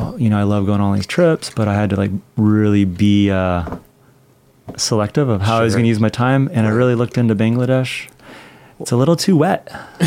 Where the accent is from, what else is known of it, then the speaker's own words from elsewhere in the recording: Taiwan; born there; Cairo, but no, I was born in Taiwan.